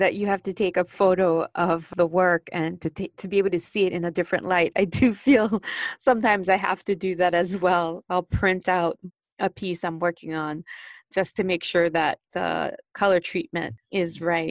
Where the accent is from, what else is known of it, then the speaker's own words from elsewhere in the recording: Haiti; especially since I grew up in Haiti and knowing about if you want to, and I grew up, I should say, where we didn't have running water in our home.